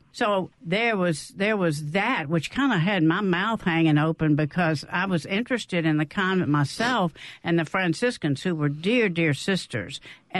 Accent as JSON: {"language": "English", "town": "Canton", "region": "Mississippi", "country": "United States", "said": "I'm from Canton. I attended Holy Child Jesus, and so that was the Black Catholic Church."}